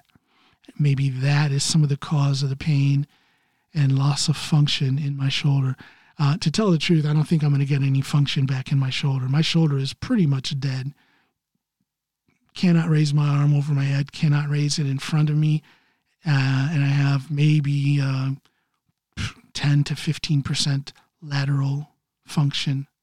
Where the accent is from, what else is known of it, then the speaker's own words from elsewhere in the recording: Ohio, United States; now in Norway; my home state of Ohio